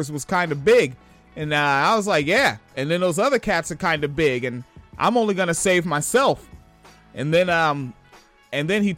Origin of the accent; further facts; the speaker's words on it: Spanaway, Washington, United States; I'm from Washington State. I spent my childhood in Spanaway.